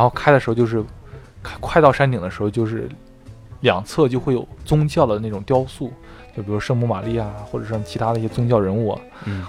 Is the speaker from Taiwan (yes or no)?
no; China; now in United States; 我是中国人